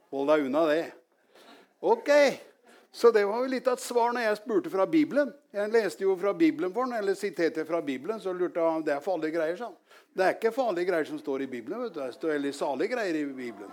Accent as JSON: {"language": "Norwegian", "country": "Norway", "tie": "born or raised there", "said": "jeg vokste opp, opp i Gjelsnes. Det er ikke så langt herfra, men jeg var langt ute på landet"}